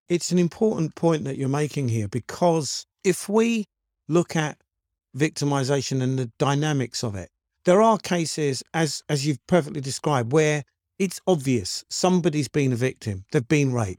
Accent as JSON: {"language": "English", "country": "United Kingdom", "said": "I'm black British"}